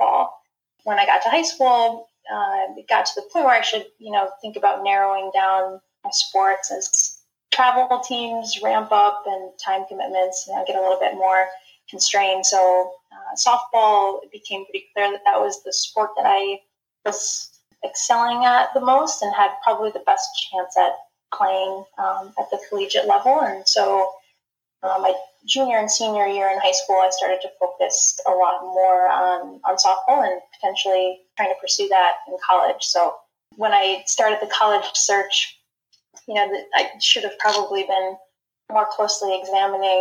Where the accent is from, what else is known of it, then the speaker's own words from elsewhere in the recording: Albany, New York, United States; now in Syracuse, United States; I grew up in the Albany, New York area, and I currently live in Syracuse